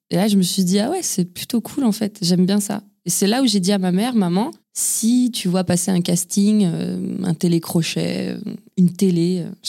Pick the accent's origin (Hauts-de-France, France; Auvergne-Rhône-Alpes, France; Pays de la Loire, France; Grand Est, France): Auvergne-Rhône-Alpes, France; Lyon; also born or lived in Ain; Je suis né à Montplaisir, c'est à Lyon. J'ai grandi, euh, on a beaucoup déménagé euh, avec ma famille. J'ai grandi à Lyon, euh, j'ai grandi aussi, j'ai vécu dans l'Ain aussi.